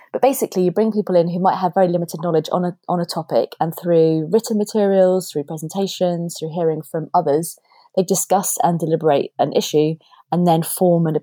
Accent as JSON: {"language": "English", "town": "Guildford", "region": "South East England", "country": "United Kingdom", "tie": "born or raised there", "said": "I'm speaking to you now from my hometown in Guildford"}